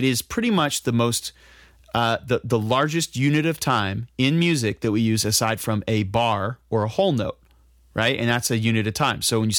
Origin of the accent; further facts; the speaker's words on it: New York, United States; And I'm from New York. I'm from New York.